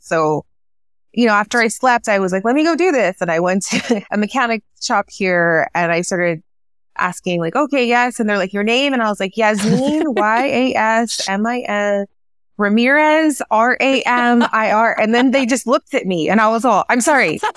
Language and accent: English; El Paso, Texas, United States